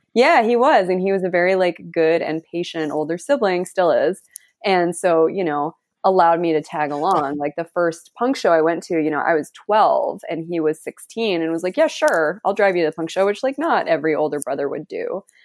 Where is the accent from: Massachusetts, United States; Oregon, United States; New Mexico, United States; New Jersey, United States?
New Mexico, United States; Santa Fe; also born or lived in New York; now in Los Angeles, United States; So I am from Santa Fe, New Mexico. That's where I was born and raised